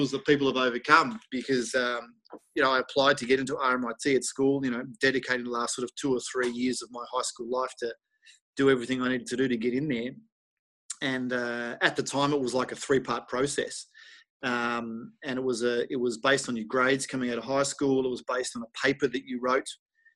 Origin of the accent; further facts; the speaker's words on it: Melbourne, Victoria, Australia; moved away as an adult; also born or lived in United States; now in Germany; growing up in Melbourne in Australia